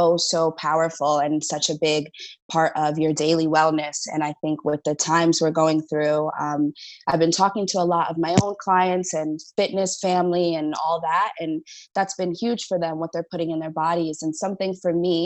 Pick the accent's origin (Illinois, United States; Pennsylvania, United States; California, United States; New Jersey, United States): New Jersey, United States; moved away; also born or lived in New York; I'm from the East Coast, New Jersey, New York